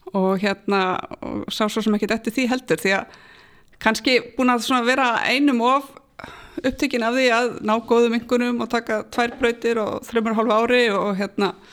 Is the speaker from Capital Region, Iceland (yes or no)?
yes; Kópavogur, Capital Region, Iceland; ég er alin upp í Kópavóinum